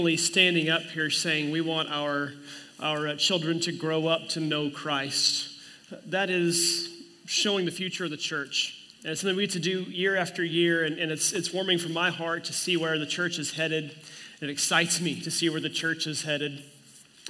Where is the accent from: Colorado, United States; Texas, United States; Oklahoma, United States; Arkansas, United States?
Oklahoma, United States; moved away as an adult; also born or lived in Oregon; now in Kansas, United States; I'm from Oklahoma. We had wind all the time.